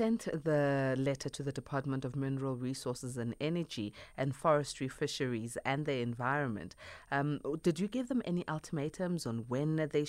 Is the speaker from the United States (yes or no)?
no; South Africa; All of us as South Africans